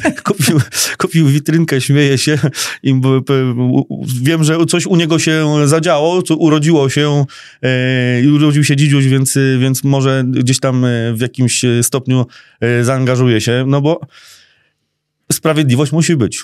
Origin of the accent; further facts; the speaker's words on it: Skierniewice, Łódź Voivodeship, Poland; ja się urodziłem w Skierniewicach tu jestem